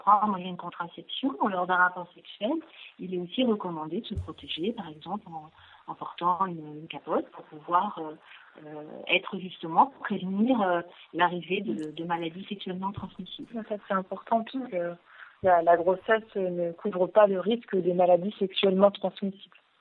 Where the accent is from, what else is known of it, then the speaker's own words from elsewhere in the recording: Le Mans, Pays de la Loire, France; nous sommes originaires du Mans, euh, mes collègues et moi-même